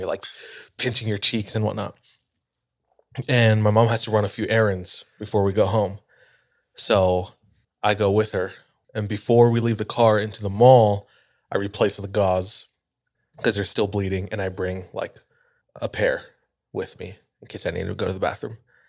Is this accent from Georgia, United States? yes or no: no; Kaneohe, Hawaii, United States; moved away as an adult; My hometown is called Kaneohe. If you've ever been to Oahu and you've driven to the North Shore, you've most likely been to Kaneohe.